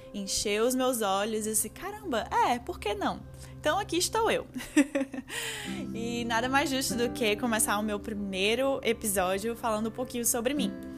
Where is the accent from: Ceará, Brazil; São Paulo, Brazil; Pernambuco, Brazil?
Ceará, Brazil; Fortaleza; moved away; em uma empresa grande lá em Fortaleza, onde eu, de onde eu vim